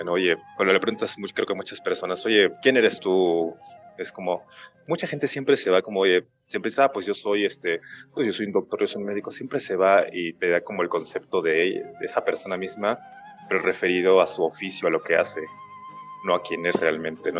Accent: Lima, Peru; moved away as an adult; also born or lived in Peruvian Andes; now in Mexico City, Mexico; crecí mi, eh, la mayor parte de mi vida entre, pues, entre la costa y, los Andes peruanos. Eh, la mayor parte de mi vida pues, vivía en Lima, pues, Lima, Callao

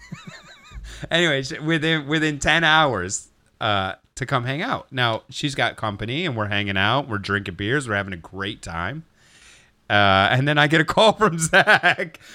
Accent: Gary, Indiana, United States; growing up in Gary

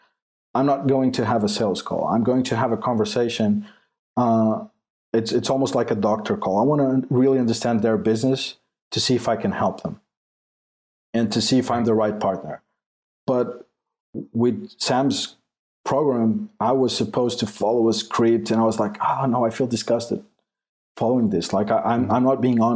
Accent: Portugal; English is a second language; I'm not English, I'm Portuguese. So English is not my first language.

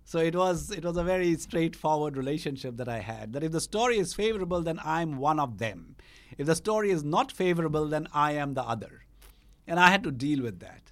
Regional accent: Shillong, Meghalaya, India; moved away; also born or lived in Eastern Bengal; I grew up in Shillong, which is actually Khasi Hills, but, uh, there was a large Bengali population there

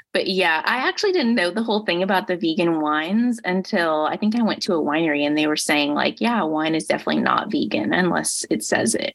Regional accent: Indiana, United States; moved away; I grew up in Indiana

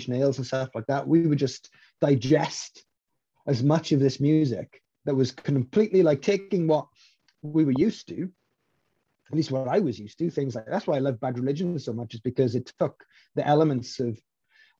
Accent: Maesteg, Wales, United Kingdom; my hometown of Maesteg is a small mining town.

